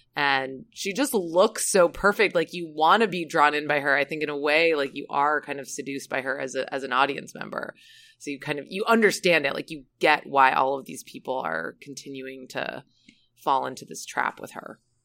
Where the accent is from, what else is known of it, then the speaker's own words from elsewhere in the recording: Saint Croix, U.S. Virgin Islands; Saint Croix, which is where I'm from, Saint Croix in the U S Virgin